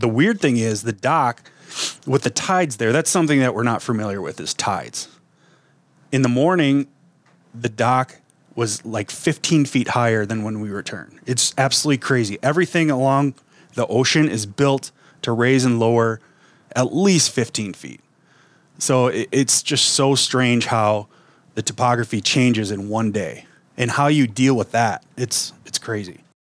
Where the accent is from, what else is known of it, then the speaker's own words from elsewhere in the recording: Wisconsin, United States; now in Minnesota, United States; I grew up in Wisconsin.